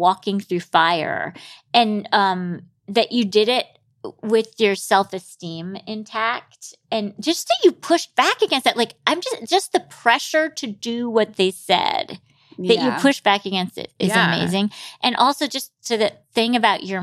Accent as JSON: {"language": "English", "town": "Grand Rapids", "region": "Michigan", "country": "United States", "tie": "born or raised there", "said": "growing up in Grand Rapids, Michigan"}